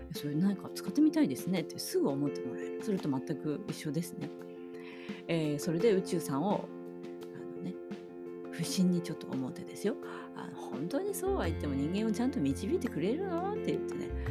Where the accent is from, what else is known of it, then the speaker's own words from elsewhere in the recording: Hokkaido, Japan; 私も北海道出身です